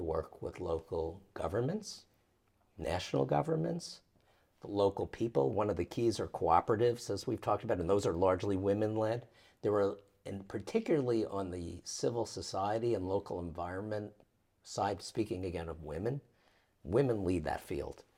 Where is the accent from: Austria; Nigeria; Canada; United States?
United States; as an American